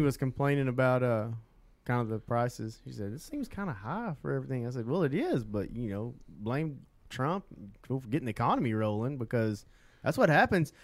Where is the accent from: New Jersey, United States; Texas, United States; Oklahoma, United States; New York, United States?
Oklahoma, United States; Southeast; moved away as an adult; now in Central Oklahoma, United States; I'm from Southeast Oklahoma